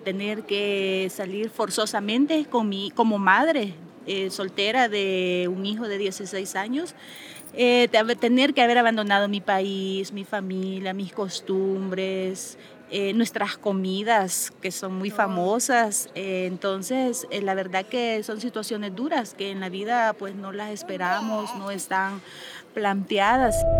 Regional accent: El Salvador; moved away as an adult; now in Mexico; que soy del Salvador

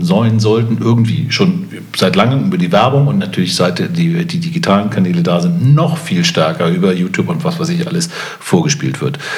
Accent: Hamburg, Germany; auch als Hamburger

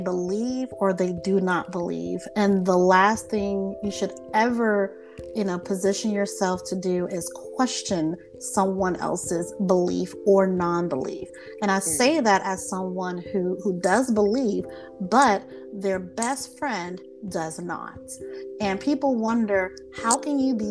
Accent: South Carolina, United States; I'm Southern. I'm from South Carolina

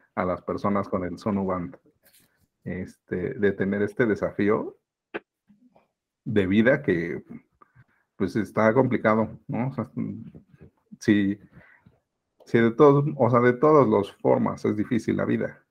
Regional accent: Mexico City, Mexico; soy originario de la Ciudad de México, soy mexicano

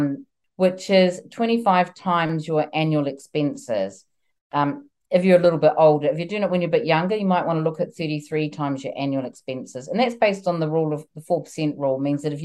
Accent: New Zealand; now in United Kingdom; I'm originally from New Zealand and I'm currently here in the UK, and I've been here a long time

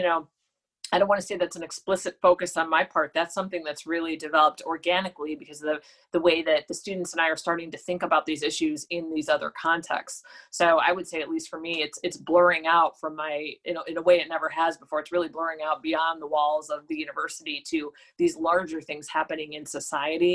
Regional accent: Cleveland, Ohio, United States; moved away; I'm from Cleveland. I'm paying attention to what is happening in my hometown

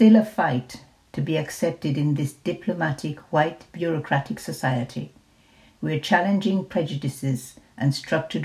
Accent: Jamaica; first language English; now in United Kingdom; English was my first language. I came from Jamaica, one of the British colonies.

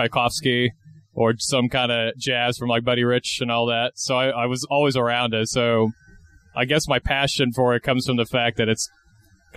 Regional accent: Stuart, Florida, United States; now in Saint Augustine, United States; I'm originally from Stuart, Florida, which is, for those of you who don't know, that's like about 45 minutes north of West Palm Beach.

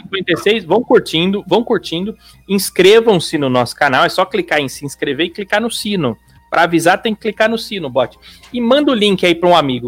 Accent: São Paulo, Brazil; Eu sou de São Paulo

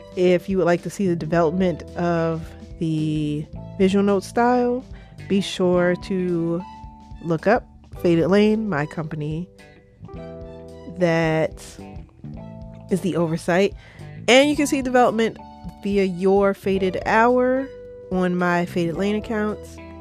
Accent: Baltimore, Maryland, United States; I am originally from Baltimore. I live in Baltimore, Maryland

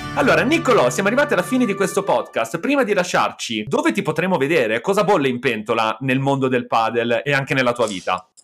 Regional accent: Milan, Lombardy, Italy; io e Nicolò siamo di Milano

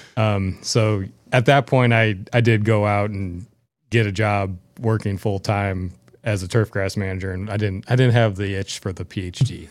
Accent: St. Louis, Missouri, United States; growing up in Saint Louis

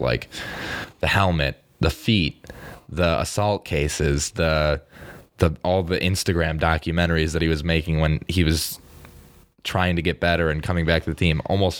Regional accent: Western New York, United States; growing up in Western New York, there's a lot of Pittsburgh Steelers fans

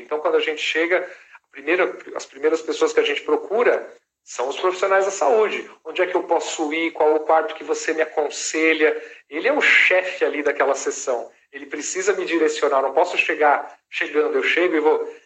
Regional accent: Brazil; also born or lived in Los Angeles; como bons brasileiros

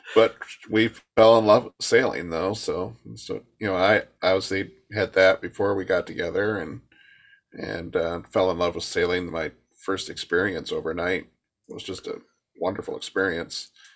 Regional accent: Michigan, United States; moved away

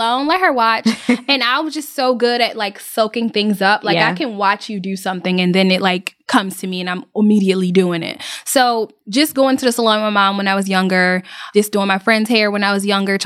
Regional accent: Baltimore, Maryland, United States; moved away as an adult; now in Atlanta, United States; I've been in Atlanta for 7 years. I'm from Baltimore, Maryland

